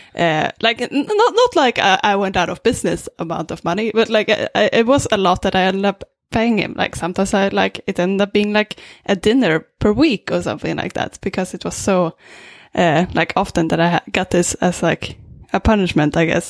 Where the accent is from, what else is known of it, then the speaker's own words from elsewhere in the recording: Sweden; English is a second language; now in Vancouver, Canada; I'm originally from Sweden